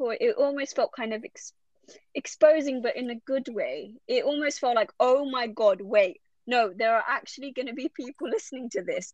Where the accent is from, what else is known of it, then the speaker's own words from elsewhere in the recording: London, United Kingdom; I'm Bengali, but I was brought up in London